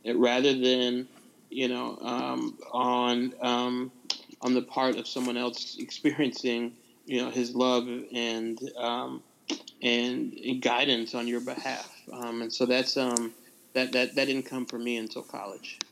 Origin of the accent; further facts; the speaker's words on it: Nashville, Tennessee, United States; also born or lived in Bar Harbor, Maine; grew up for the most part in Nashville, Tennessee